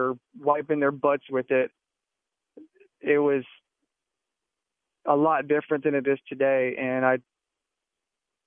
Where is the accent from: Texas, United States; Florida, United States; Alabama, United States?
Texas, United States; I'm from Texas